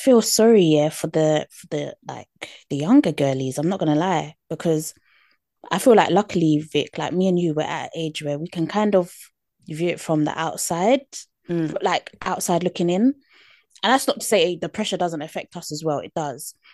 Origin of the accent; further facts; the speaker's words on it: United Kingdom; accent: British; my British accent